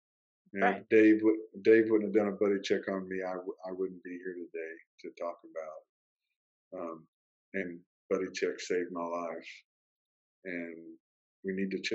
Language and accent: English; Kentucky, United States; moved away; I grew up riding horses in Kentucky